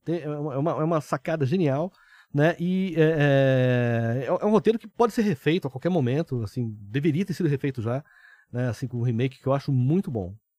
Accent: São José dos Campos, São Paulo, Brazil; also born or lived in Taubaté; Eu sou do interior de São Paulo, sou de São José dos Campos, eu nasci em Taubaté, né? Então, sou um caipira

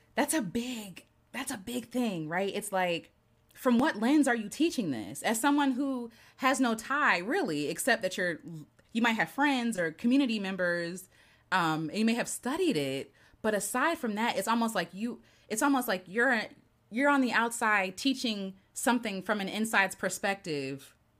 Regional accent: United States; I grew up in Peachey County, so my teachers

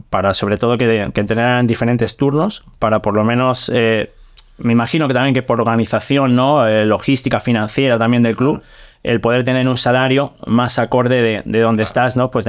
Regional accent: Arenas de San Pedro, Castile and León, Spain; moved away as an adult; mi pueblo, en Arenas de San Pedro

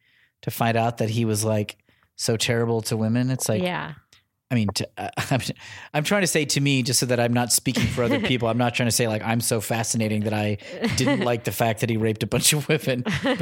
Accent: Northern US, United States; I mean, I'm a Northerner Yankee boy, so I got no skin in that game in any way.

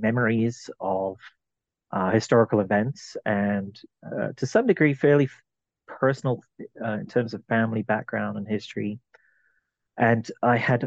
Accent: London, United Kingdom; now in Arizona, United States; I was born in London, in England. I'm originally from the British Isles

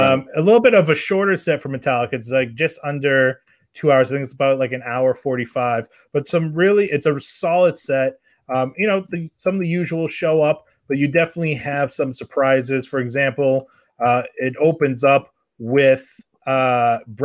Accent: Salem, New Hampshire, United States; also born or lived in Massachusetts; now in Connecticut, United States; I'm originally from New Hampshire. And I was born in Mass. Yeah, I was born in Mass. I grew up in Salem

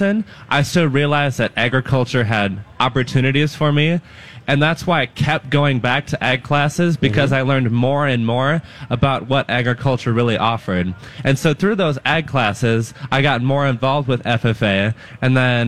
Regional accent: Dunnell, Minnesota, United States; my hometown

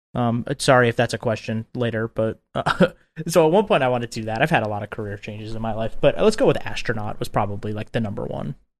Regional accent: Long Island, New York, United States; I grew up on Long Island, Long Island, New York

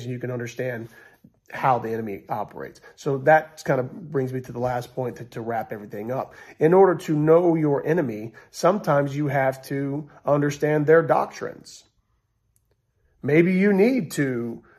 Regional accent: United States; We're all in this country, we're all American

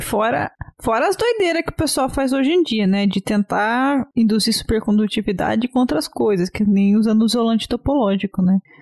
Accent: Brazil; eu, como boa brasileira

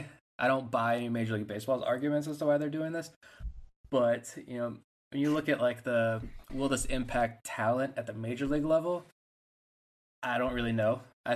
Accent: Norfolk, Virginia, United States; And I grew up in right outside of Norfolk.

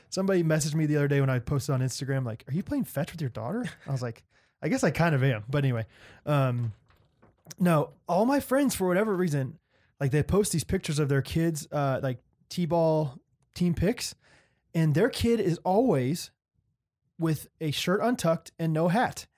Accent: Olathe, Kansas, United States; this is my hometown

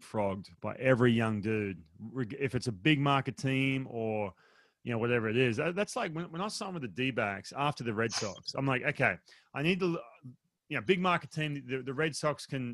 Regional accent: Australia; I'm from Australia.

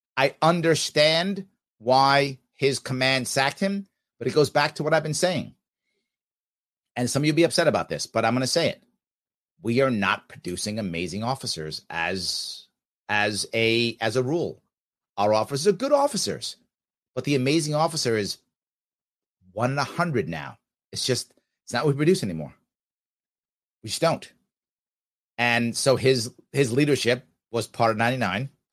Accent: United States; I'm American.

